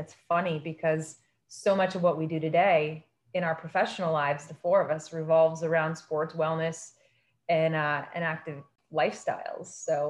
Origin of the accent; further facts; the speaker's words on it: Winona, Minnesota, United States; So I grew up in Winona, Minnesota, which is a small to medium-sized town nestled on the Mississippi River in the southeastern part of the state. And it's one of those towns where everybody knows everyone